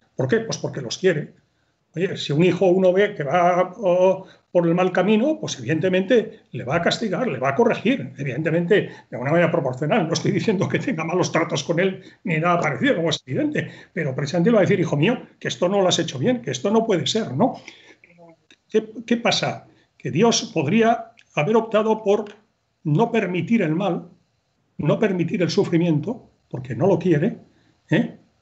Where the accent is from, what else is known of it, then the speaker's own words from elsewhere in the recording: Spain; también como españoles